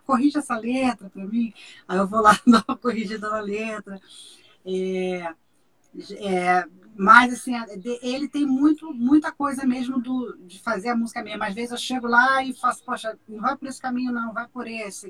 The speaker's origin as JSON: {"language": "Portuguese", "town": "Barbacena", "region": "Minas Gerais", "country": "Brazil", "tie": "born or raised there", "said": "quando eu era criança pequena lá em Barbacena"}